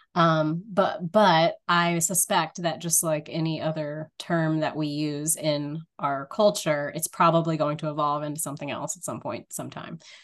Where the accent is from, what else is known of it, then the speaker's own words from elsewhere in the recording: rural North Louisiana, United States; I grew up in a area of rural North Louisiana